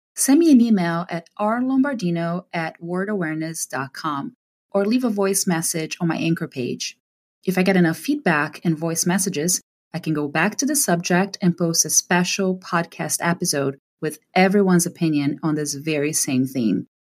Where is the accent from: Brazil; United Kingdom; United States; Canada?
Brazil; first language Portuguese; English is a second language; moved away as an adult; I still speak Portuguese because it's been almost two decades now that I've been away from Brazil